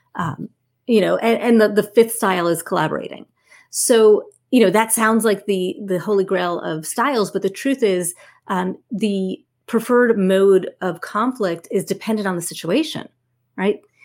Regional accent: New Jersey, United States; I'm from Jersey

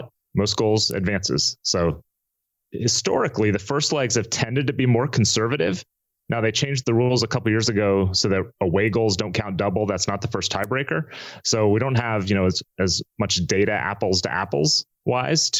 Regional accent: United States; I was born and raised in America

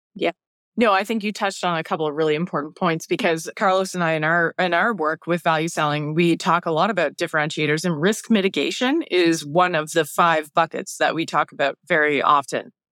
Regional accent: Canada; being Canadian

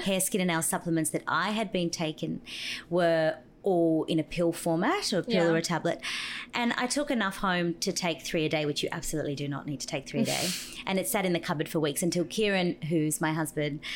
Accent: Brazil; now in Australia; I was born in Brazil

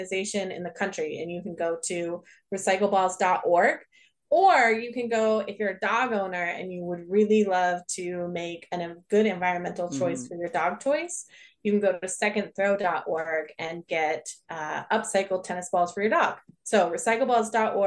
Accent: Tehachapi, California, United States; I grew up in Southern California, in a little town called Tehachapi

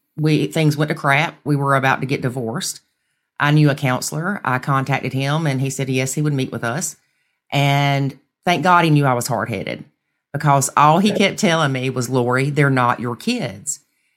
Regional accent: South Carolina, United States; South Carolina.

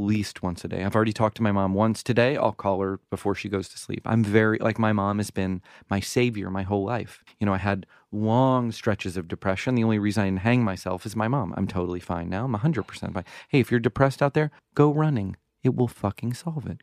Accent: the South, United States; I grew up in the South

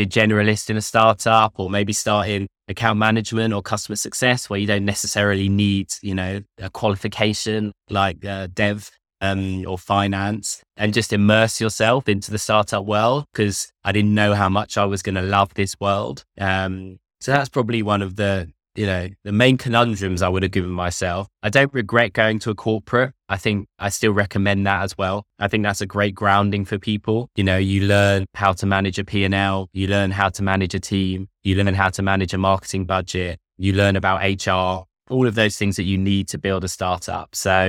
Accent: London, United Kingdom; I'm from London. I went to Nottingham University.

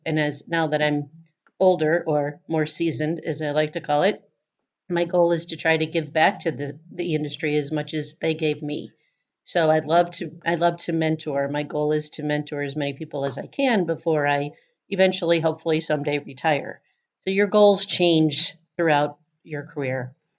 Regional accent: Chicago, Illinois, United States; I was from Chicago

